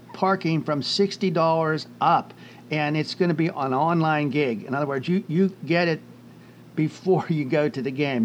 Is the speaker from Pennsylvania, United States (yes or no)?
yes; Pittsburgh, Pennsylvania, United States; we're Steeler fans, and we grew up in the Pittsburgh area.